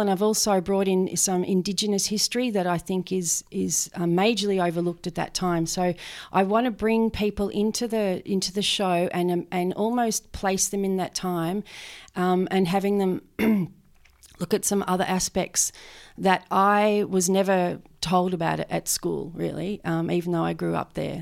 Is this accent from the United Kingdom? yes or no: no; Benalla, Victoria, Australia; I grew up, um, around Benalla